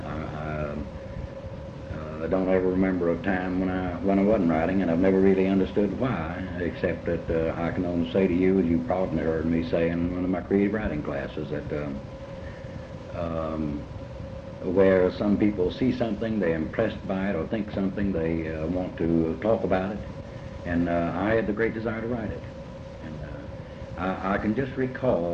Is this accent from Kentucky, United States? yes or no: yes; Catlettsburg, Kentucky, United States; Eastern Kentucky, extreme Eastern Kentucky, up in the big sandy valley that starts at my hometown of Catlettsburg